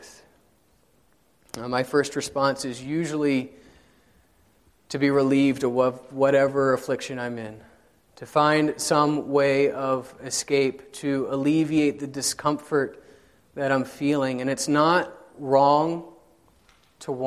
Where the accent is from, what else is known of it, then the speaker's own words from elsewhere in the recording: South Carolina, United States; now in Indianapolis, United States; I grew up in South Carolina